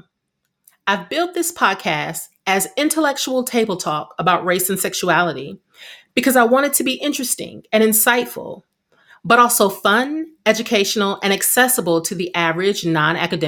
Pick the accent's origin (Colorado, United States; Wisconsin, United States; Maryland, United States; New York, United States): Wisconsin, United States; Milwaukee; now in New Jersey, United States; I live in New Jersey. However, I'm originally from Milwaukee, Wisconsin